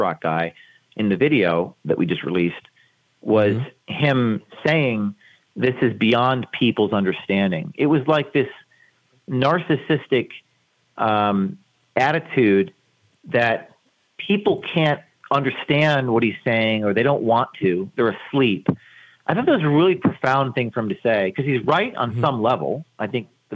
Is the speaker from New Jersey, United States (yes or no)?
yes; Westwood, New Jersey, United States; I'm from New Jersey. I went to my Bergen County Westwood, New Jersey school board meeting